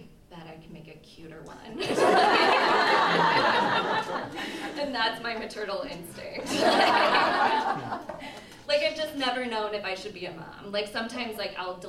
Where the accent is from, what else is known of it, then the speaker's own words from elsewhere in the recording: Indiana, United States; I grew up in Indiana